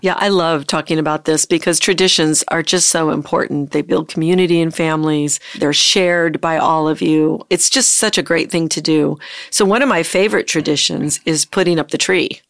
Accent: the North, United States; I grew up in the North

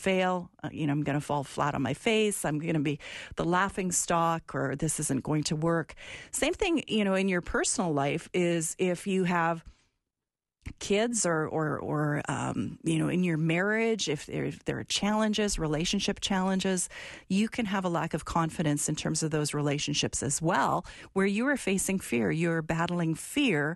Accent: Alberta, Canada; where I'm from, my province of Alberta

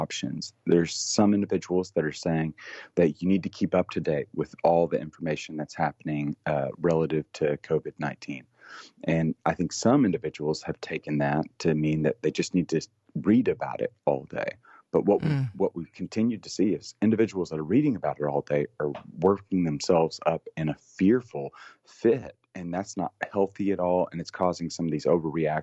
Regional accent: Tennessee, United States; I'm from Tennessee

